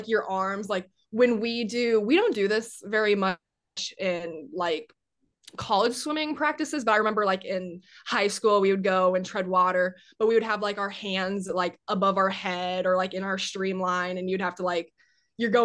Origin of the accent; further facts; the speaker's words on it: Iowa, United States; moved away; growing up in Iowa and going to like Hawkeye games